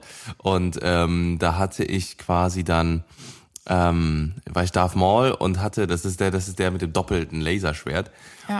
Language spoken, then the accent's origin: German; Cologne, North Rhine-Westphalia, Germany; ich bin gebürtiger Kölner, ich bin ja geboren und aufgewachsen hier